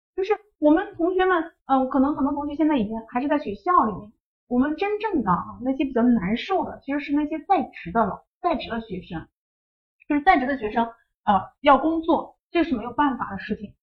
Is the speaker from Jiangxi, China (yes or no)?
no; Shanxi, China; moved away; 我是山西那边的，我们是黄土高原那种状态